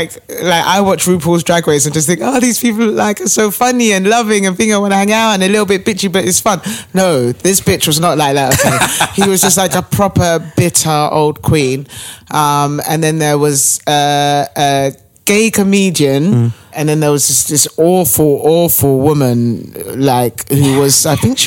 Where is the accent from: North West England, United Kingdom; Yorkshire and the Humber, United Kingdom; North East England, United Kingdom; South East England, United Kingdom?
South East England, United Kingdom; Brighton; moved away as an adult; now in London, United Kingdom; I'm originally from Brighton. Mm. So I've lived in London about 8 years